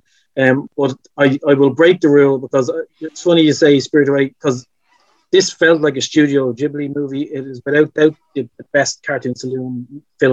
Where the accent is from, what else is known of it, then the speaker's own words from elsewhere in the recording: Ireland; I'm Irish